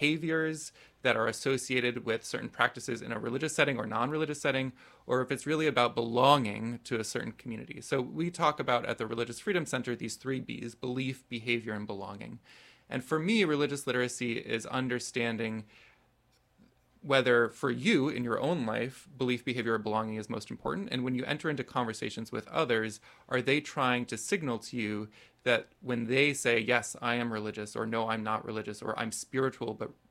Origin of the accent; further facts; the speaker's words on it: Chicago, Illinois, United States; I grew up outside Chicago